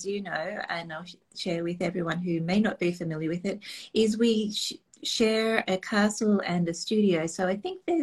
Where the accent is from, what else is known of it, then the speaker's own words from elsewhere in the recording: Australia; moved away as an adult; now in Nova Scotia, Canada; I'm Australian by, I was going to say Australian by trade, Australian by birth.